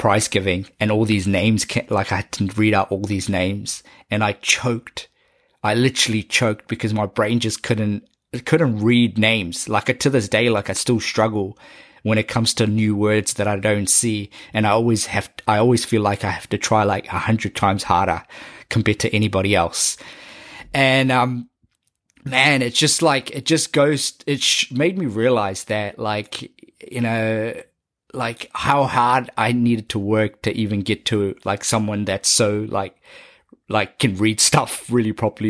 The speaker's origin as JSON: {"language": "English", "region": "Auckland", "country": "New Zealand", "tie": "born or raised there", "said": "me growing up in South Auckland, how it sort of narrated an idea and a concept in my brain"}